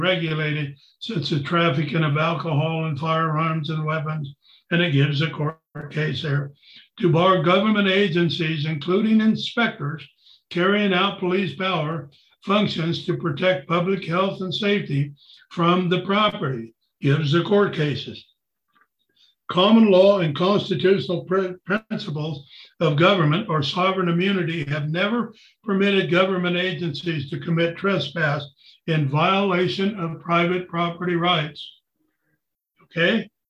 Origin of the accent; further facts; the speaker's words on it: United States; I'm a sovereign because I'm an American.